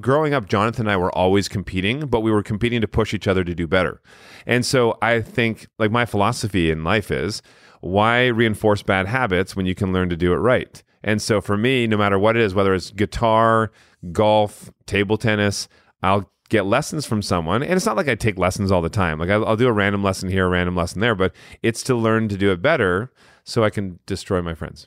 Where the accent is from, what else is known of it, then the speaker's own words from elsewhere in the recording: Canada; we grew up in Canada